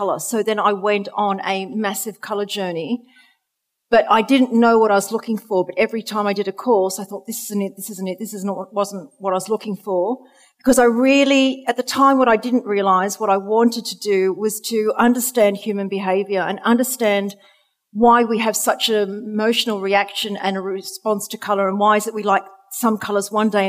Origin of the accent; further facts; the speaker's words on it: Australia; moved away; you can hear from my accent, I'm originally from Australia.